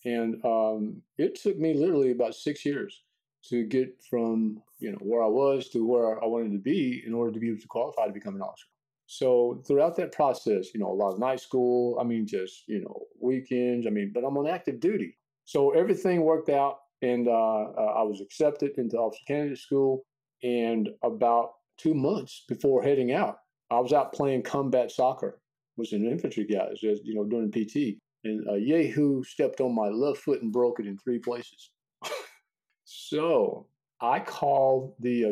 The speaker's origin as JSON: {"language": "English", "town": "Jacksonville", "region": "Texas", "country": "United States", "tie": "born or raised there", "said": "I was born and raised in Jacksonville, Texas, not far from Tyler, Texas"}